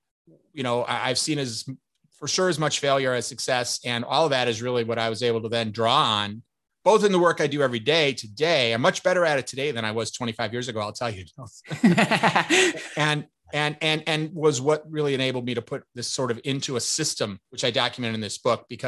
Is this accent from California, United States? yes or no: no; Chicago, Illinois, United States; also born or lived in New York area; now in New York, United States; I'm originally from Chicago, but I've been living in the New York area for most of the last 30 years